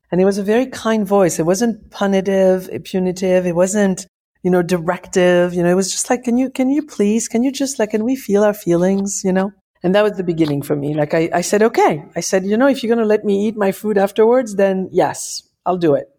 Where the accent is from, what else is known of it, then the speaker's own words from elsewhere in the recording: Paris, Île-de-France, France; moved away; I'm from Paris